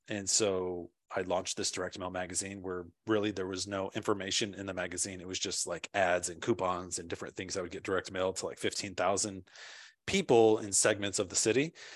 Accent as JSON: {"language": "English", "region": "California", "country": "United States", "also_born_or_lived": "Washington, D.C.", "moved": "yes", "lives_now": "Nashville, United States", "said": "I'm originally from California."}